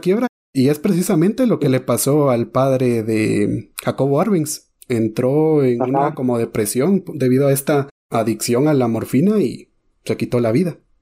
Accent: Guatemala; de aquí, de Guate

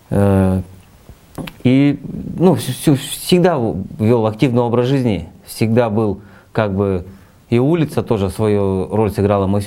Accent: Almaty, Kazakhstan; я в Алматы вырос, родился на Альфараби мира. Я с детства прикалывался, что мы живем на главном перекрестке Республики Казахстан Альфараби Фурманова.

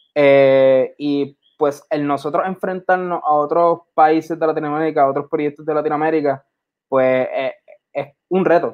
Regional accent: San Juan, Puerto Rico; also born or lived in Carolina, Puerto Rico; me considero más de Santurce que de cualquier otro lado

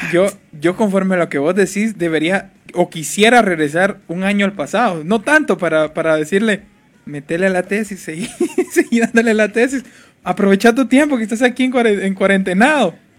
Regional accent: Jalpatagua, Jutiapa, Guatemala; moved away; yo no soy de aquí sino que yo soy de Jalpatagua

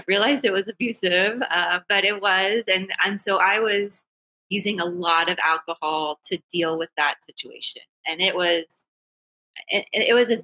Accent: South Texas, United States; moved away as an adult; also born or lived in Austin, Texas / northern New Jersey; I'm from Texas, originally from South Texas

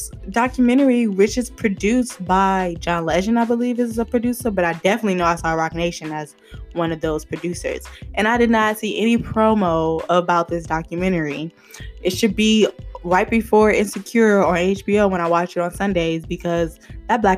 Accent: Lithonia, Georgia, United States; also born or lived in Miami, Florida; Born and raised in Atlanta, Georgia, actually 30 minutes east of Atlanta in this city called Lithonia

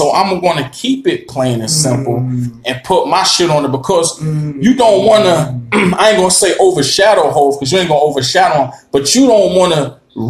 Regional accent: Harlem, New York, United States; Now, when I twist this hat towards the camera, you're going to see I'm from Harlem, but shout to the Bronx.

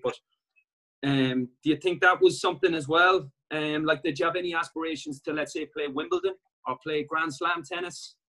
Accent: Ireland

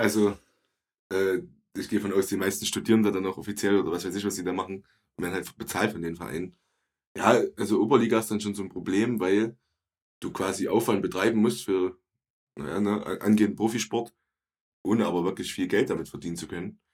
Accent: Ronneburg, Thuringia, Germany; Ich bin halt in Orneburg groß geworden

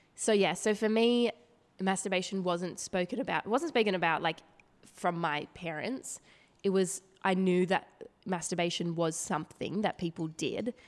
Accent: Woy Woy, New South Wales, Australia; I grew up on the Central Coast. um, with my family there in a little town called Woi Woi

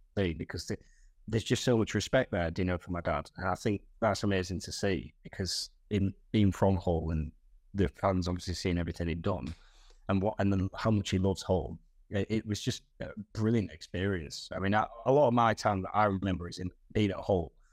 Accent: Hull, Yorkshire and the Humber, United Kingdom; I was born in Castle Hill, in Hull

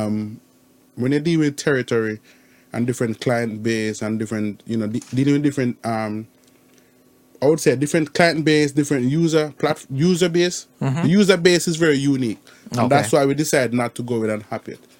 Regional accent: Jamaica; I'm from Jamaica

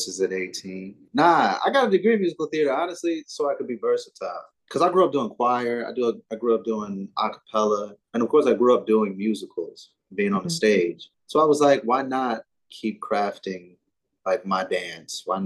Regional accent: Springfield, Ohio, United States; also born or lived in Dayton, Ohio; Born and raised, baby. Springfield, Ohio.

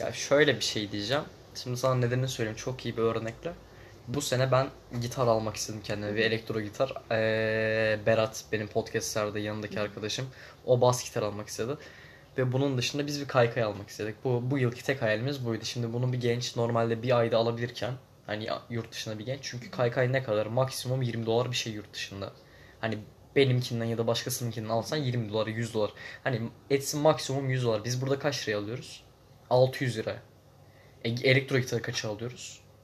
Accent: Zonguldak, Turkey; moved away; also born or lived in İzmir; ben İzmir'de doğdum. Zonguldak'ta büyüdüm belli bir yaşıma kadar.

